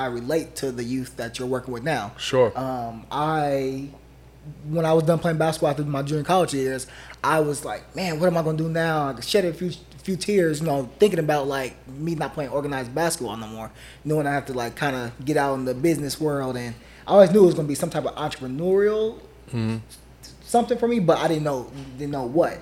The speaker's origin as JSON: {"language": "English", "town": "Oakland", "region": "California", "country": "United States", "tie": "born or raised there", "said": "as a young African-American male growing up in Oakland"}